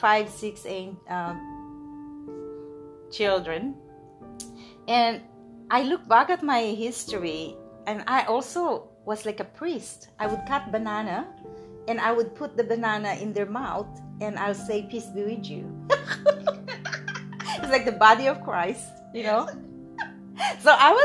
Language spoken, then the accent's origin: English; Philippines; also born or lived in Gapan, Nueva Ecija, Philippines / Manila, Philippines; I was born in Philippines by my amazing mother